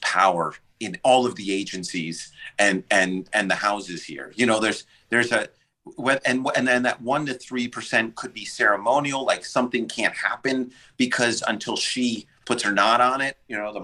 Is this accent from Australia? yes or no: no; New York, United States; accent: New York; I'm a New Yorker